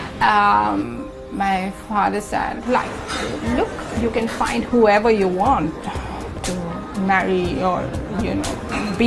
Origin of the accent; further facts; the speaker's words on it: India; I'm an artist from India.